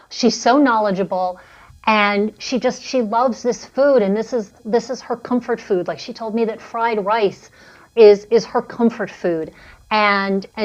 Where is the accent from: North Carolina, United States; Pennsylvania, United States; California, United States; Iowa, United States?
Pennsylvania, United States; Philadelphia; So I'm from Philadelphia.